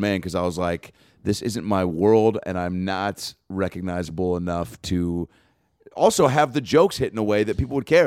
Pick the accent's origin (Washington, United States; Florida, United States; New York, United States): Washington, United States; Lake Forest Park; now in Los Angeles, United States; I'm a Seattle born and raised, well, tw, twenty minutes north of the city, Lake Forest Park